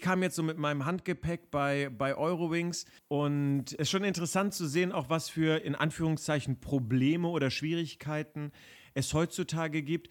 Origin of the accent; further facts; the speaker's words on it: Berlin, Germany; ich bin ja in Westberlin geboren und auch groß geworden